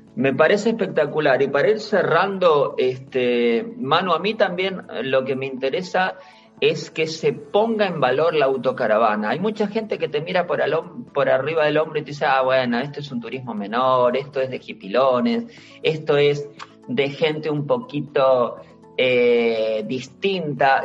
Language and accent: Spanish; Bahía Blanca, Buenos Aires Province, Argentina; also born or lived in Andalusia, Spain; now in Spain; mi ciudad natal, en Bahía Blanca, en Argentina, en toda la provincia de Buenos Aires